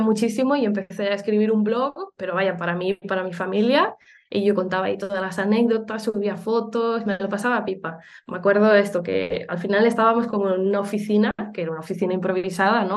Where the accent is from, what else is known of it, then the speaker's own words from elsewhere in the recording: Uruguay; moved away; also born or lived in Barcelona; yo soy de Uruguay, aunque luego eh, a vivir a, Barcelona y hace mucho tiempo